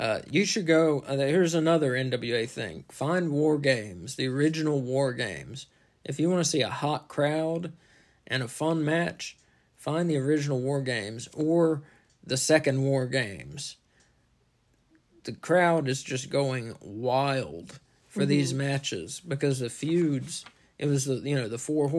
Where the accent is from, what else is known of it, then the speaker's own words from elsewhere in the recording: North Carolina, United States; we're from North Carolina